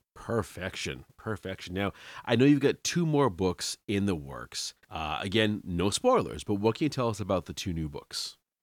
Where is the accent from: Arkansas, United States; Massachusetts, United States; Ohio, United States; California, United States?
Massachusetts, United States; Salem; moved away; I'm from Salem originally, Salem, Mass